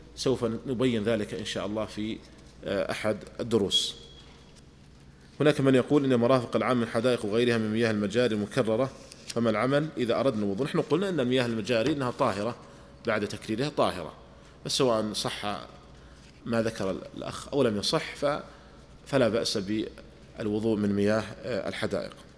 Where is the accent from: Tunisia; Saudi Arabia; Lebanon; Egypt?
Saudi Arabia; عندنا في المملكة العربية السعودية